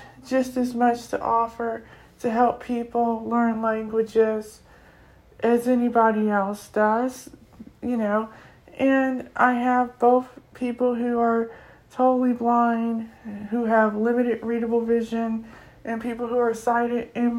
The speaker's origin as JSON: {"language": "English", "country": "United States", "said": "I come from North America, I come from the U.S."}